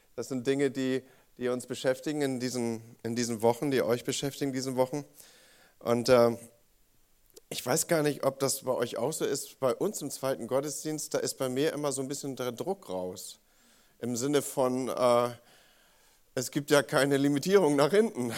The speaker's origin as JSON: {"language": "German", "region": "Northern Germany", "country": "Germany", "said": "als Norddeutscher, nordisch by nature"}